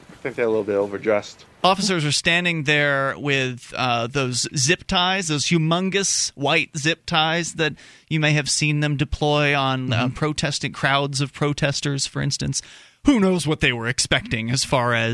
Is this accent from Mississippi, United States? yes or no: no; Keene, New Hampshire, United States; I'm from Keene, New